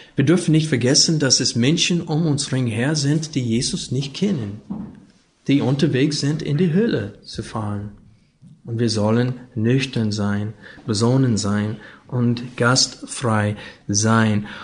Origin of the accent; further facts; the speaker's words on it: Arkansas, United States; German is a second language; moved away; Ich bin aufgewachsen in Arkansas, neben Texas und in diese Bible Belt.